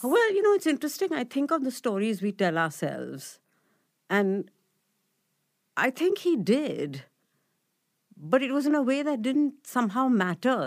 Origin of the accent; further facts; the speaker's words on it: Mumbai, Maharashtra, India; so I grew up in Bombay, um, in a place called Chembur